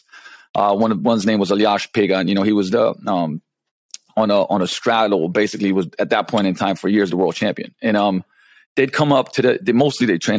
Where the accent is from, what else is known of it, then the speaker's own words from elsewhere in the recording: Ljubljana, Slovenia; English is a second language; moved away as an adult; also born or lived in London, England; I come from Slovenia, which when I was born, it was still Yugoslavia